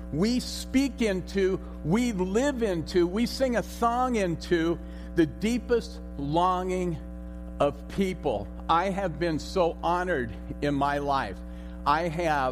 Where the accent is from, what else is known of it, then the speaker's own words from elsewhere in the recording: Los Altos, California, United States; moved away; I was born and raised in Los Altos. I'm a graduate of Homestead High School.